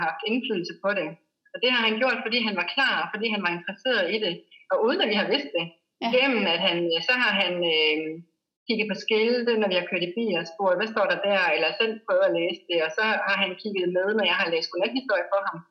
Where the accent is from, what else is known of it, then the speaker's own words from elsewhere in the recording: Denmark; moved away as an adult; now in Bali, Indonesia; hjemme i Danmark